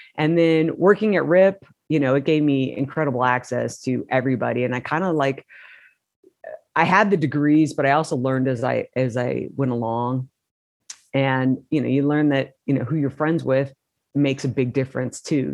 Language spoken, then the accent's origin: English; Modesto, California, United States; I grew up in Modesto, California, which is 90 miles east of San Francisco